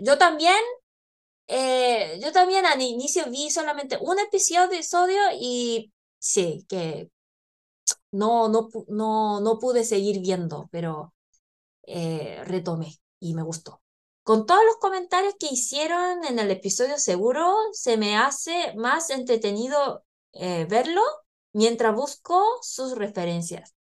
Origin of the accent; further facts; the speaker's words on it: South Korea; moved away; also born or lived in Chile; coreana, que ha vivido